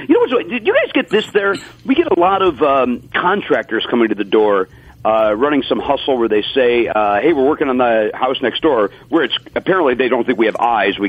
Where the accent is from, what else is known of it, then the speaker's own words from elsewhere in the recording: Chicago, Illinois, United States; Chicago, South Chicago.